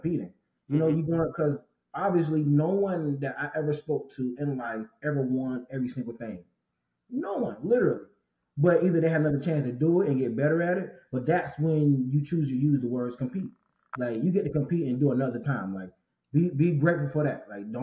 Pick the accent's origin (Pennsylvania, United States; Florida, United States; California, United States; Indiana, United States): Florida, United States; St. Petersburg; growing up in St. Petersburg, Florida, in high school